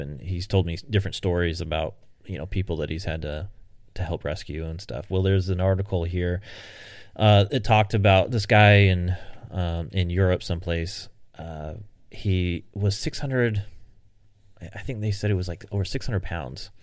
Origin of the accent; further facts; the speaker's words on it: United States; I'm an American